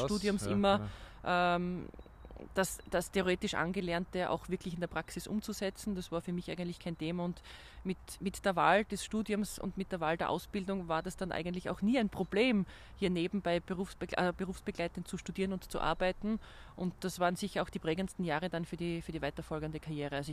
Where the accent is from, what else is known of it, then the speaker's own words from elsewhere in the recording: Graz, Styria, Austria; moved away as an adult; now in Vienna, Austria; Ich meine, als gebürtige Grazerin war natürlich der erste Aspekt zu überlegen, in der Heimat zu bleiben.